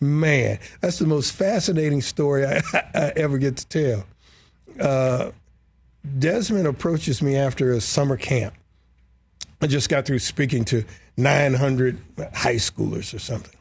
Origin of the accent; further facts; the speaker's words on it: Detroit, Michigan, United States; I'm this brother from Detroit